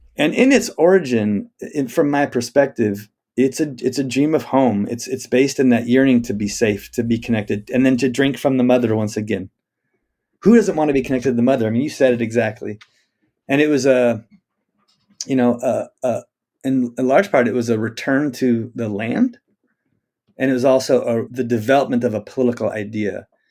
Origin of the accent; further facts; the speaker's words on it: Spokane, Washington, United States; I grew up in Spokane, Washington